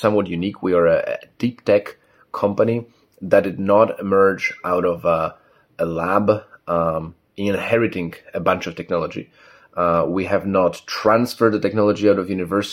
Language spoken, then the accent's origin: English; Katowice, Silesian Voivodeship, Poland; also born or lived in Warsaw; I was born in Katowice originally.